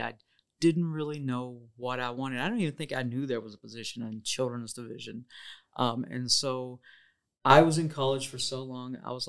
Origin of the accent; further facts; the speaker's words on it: Caruthersville, Missouri, United States; I am from Caruthersville, home of the Tigers. Will always be a Tiger down in the Boot Hill.